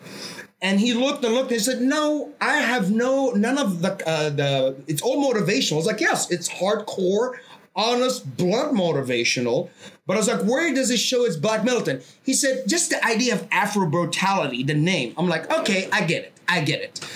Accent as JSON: {"language": "English", "country": "Saudi Arabia", "tie": "born or raised there", "moved": "yes", "said": "I'm from Saudi Arabia"}